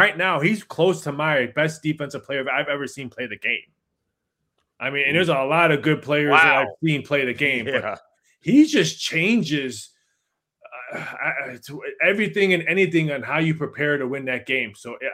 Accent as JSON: {"language": "English", "town": "Chicago", "region": "Illinois", "country": "United States", "tie": "born or raised there", "said": "Born and raised in Chicagoland area"}